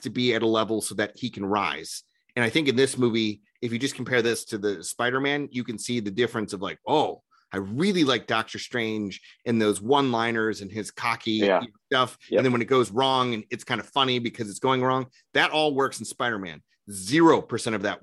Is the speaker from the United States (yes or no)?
yes; Minnesota, United States; I'm from Minnesota.